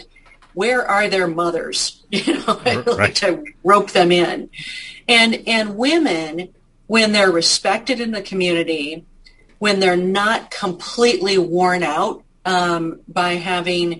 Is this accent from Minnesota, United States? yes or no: yes; Marshall, Minnesota, United States; growing up in Marshall